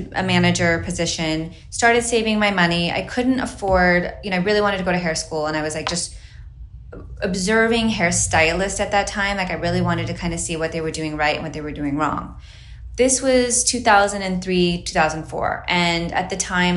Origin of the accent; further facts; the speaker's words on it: Utah, United States; moved away as an adult; also born or lived in Hawaii; now in Los Angeles, United States; Okay, so I grew up in Utah, and then my family moved to Hawaii, and we lived there for about 4 or 5 years, which was amazing. Then we came back to Utah when I was in high school